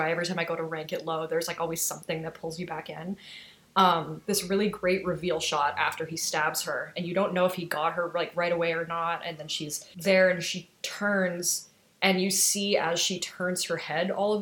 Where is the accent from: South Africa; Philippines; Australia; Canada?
Canada; the Midwest in Canada, the Prairies; I grew up in the Midwest in Canada